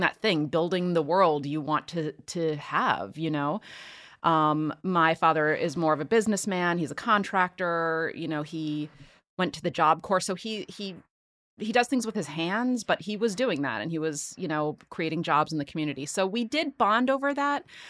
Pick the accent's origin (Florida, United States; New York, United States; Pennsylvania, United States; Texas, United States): Pennsylvania, United States; Philadelphia; born and raised in Philly